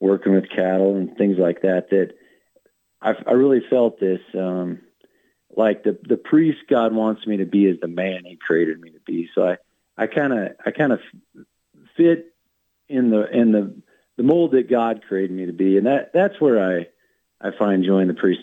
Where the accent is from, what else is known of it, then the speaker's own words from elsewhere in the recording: Wyoming, United States; also born or lived in Montana; I born and raised in Wyoming.